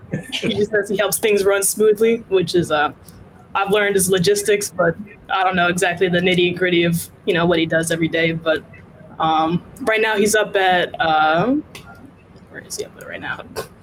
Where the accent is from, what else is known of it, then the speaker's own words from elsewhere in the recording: Maryland, United States; now in New York, United States; So that's where I usually like to say, you know, I'm from Southern Maryland. So right now I'm a freshman at Columbia University up in New York.